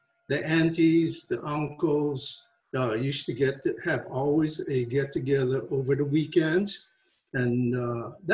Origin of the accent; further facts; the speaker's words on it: Wahiawa, Hawaii, United States; I grew up in a pineapple town called Waihiwa, and that's on the island of Oahu, Hawaii.